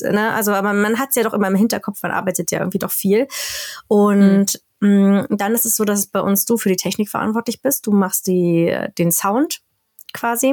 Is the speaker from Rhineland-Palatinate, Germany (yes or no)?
no; Berlin, Germany; first language German; moved away as an adult; now in Sápmi, Sweden; Berlin, wo ich herkomme